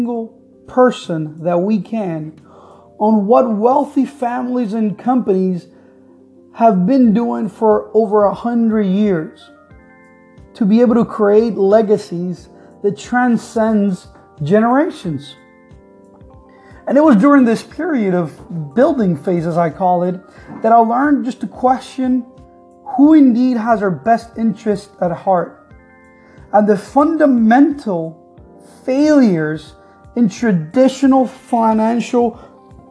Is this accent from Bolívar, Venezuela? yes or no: no; Caracas, Capital District, Venezuela; moved away as an adult; I am from Venezuela, Caracas, Venezuela